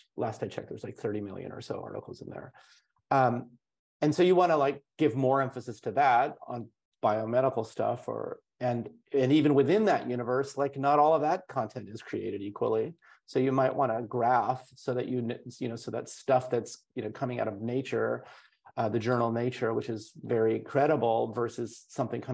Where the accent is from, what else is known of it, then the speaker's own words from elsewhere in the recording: India; I'm from India. I've spent a lot of time in India